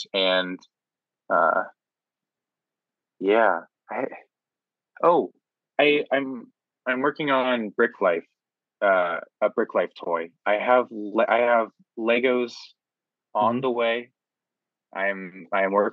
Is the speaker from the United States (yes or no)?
yes; Ohio, United States; I'm from Ohio